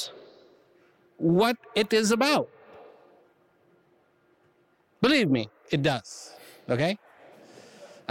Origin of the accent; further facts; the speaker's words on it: India; I was born in India